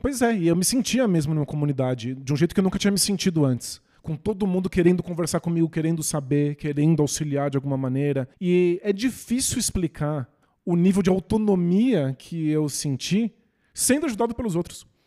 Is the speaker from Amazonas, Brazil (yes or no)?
no; São Bernardo do Campo, São Paulo, Brazil; São Bernardo, cidade onde eu nasci